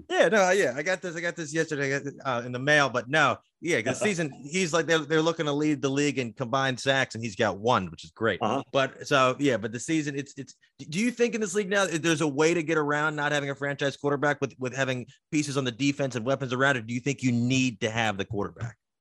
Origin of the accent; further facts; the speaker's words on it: Baltimore, Maryland, United States; I'm from Baltimore